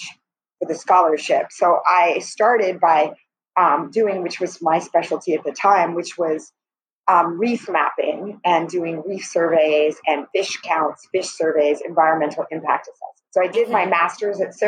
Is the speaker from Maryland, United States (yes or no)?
no; California, United States; moved away as an adult; also born or lived in Turks and Caicos Islands; now in Barbados; I was born and raised in California